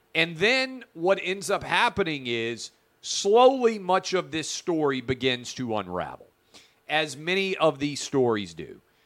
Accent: Tennessee, United States; my home state of Tennessee

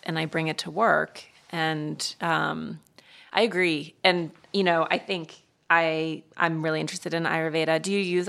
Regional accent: Montana, United States; I'm from Montana.

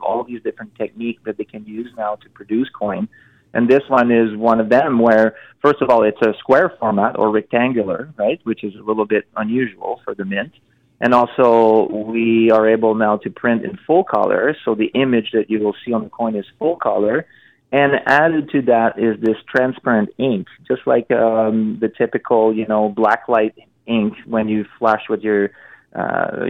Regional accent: Montreal, Quebec, Canada; I'm from Montreal

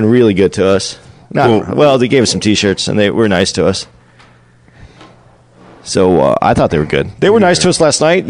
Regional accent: Phoenix, Arizona, United States; moved away; Next week, we're going to be in Phoenix. Right. My hometown.

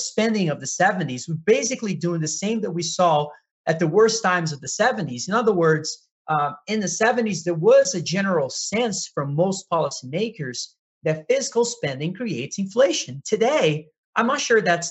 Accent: Brazil; I'm from Brazil

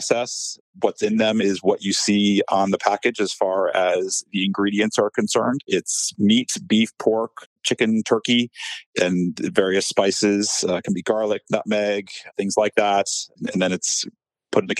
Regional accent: the South, United States; I'm from the South

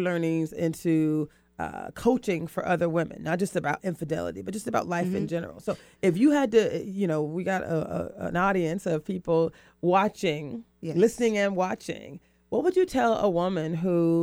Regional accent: the South, United States; I'm from the South

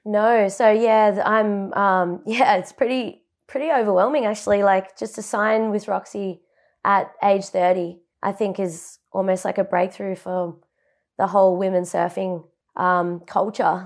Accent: Buderim, Queensland, Australia; moved away as an adult; now in Gold Coast, Australia; I was born and raised in Budrum on the Sunshine Coast, and it's ten minutes inland of Mauritiadore, which is central Sunshine Coast.

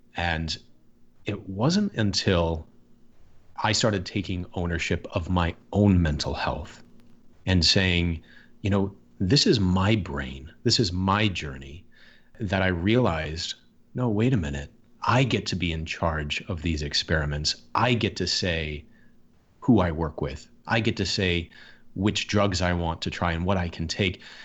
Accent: Michigan, United States; I grew up in Michigan

